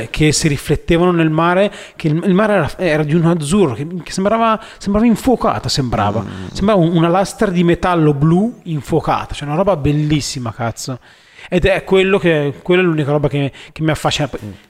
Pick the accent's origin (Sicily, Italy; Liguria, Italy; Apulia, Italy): Liguria, Italy; Varazze; questo è il mio spot, perché io sono di Varazze